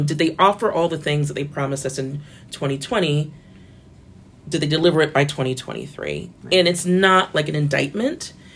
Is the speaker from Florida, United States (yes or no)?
yes; Florida, United States; I'm from Florida